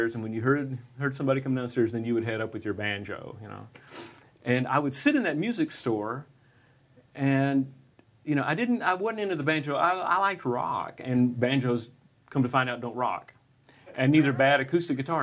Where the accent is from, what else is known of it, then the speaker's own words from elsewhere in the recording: Dallas, Texas, United States; now in Nashville, United States; I was born and raised in Dallas